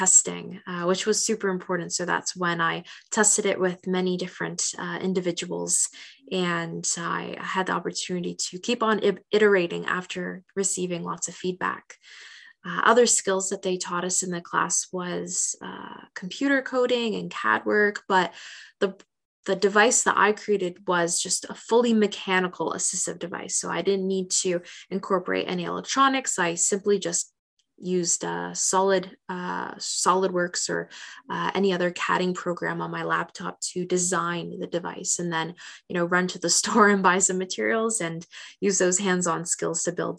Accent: Hamilton, Ontario, Canada; So I'm born and raised in Hamilton, and I made a list of every single hospital, clinic, rehab center, nursing home, and retirement home in my hometown.

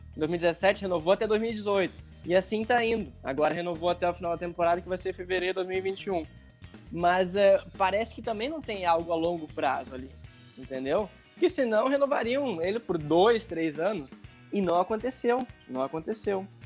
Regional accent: Rio Grande do Sul, Brazil; moved away as an adult; also born or lived in Rio de Janeiro; now in São Paulo, Brazil; eu sou do Rio Grande do Sul, tá? É, eu tô morando em São Paulo

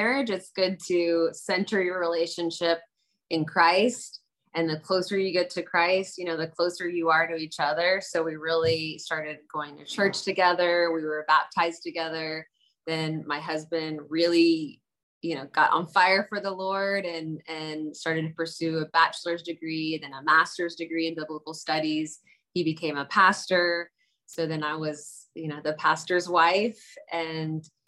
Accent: the South, United States; I grew up in the South

